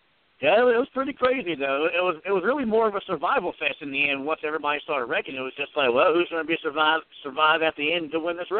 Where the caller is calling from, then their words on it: Virginia, United States; calling from Virginia.